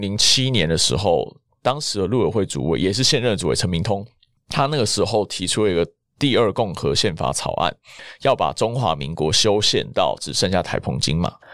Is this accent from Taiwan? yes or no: yes; Taiwan; 我是一九九零年出生， 我们一出生，台湾就是已经比较偏向民主自由、开放多元的这种环境